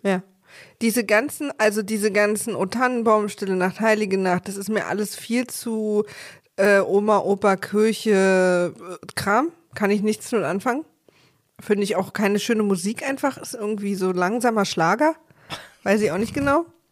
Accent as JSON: {"language": "German", "region": "East Germany", "country": "Germany", "said": "ich als Ossi"}